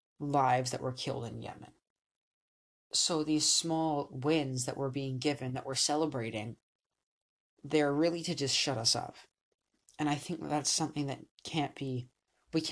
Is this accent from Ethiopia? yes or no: no; Canada; I'm Canadian